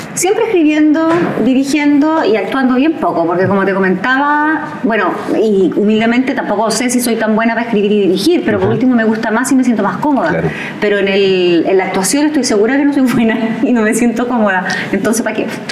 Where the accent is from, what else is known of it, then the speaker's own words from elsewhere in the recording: Coronel, Biobío, Chile; Yo que soy de aquí mismo, de, la, de, Coronel